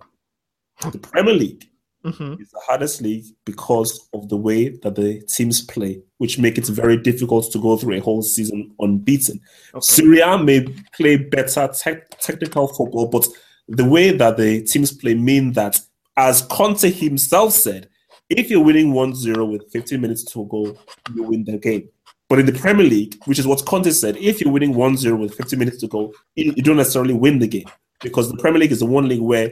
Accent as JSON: {"language": "English", "country": "Nigeria", "tie": "born or raised there", "moved": "yes", "said": "growing up in Nigeria, he looks like a lot of guys that I knew back in Nigeria."}